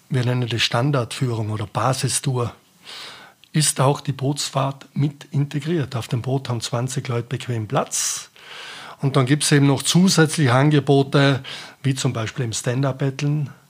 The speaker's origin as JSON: {"language": "German", "country": "Austria", "said": "Also das älteste Eis momentan bei uns in Österreich liegt im Kaunertal oben auf der Weiße Spitze."}